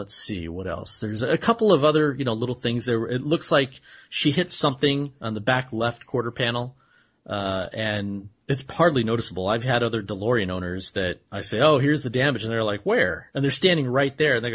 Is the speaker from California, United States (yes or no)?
yes; near Puente Hills Mall, Los Angeles area, California, United States; I live in L.A., I grew up right near Twin Pines Mall, which is Puente Hills Mall